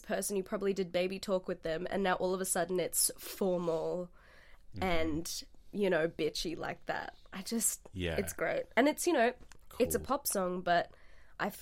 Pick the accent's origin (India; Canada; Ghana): India; moved away; my home country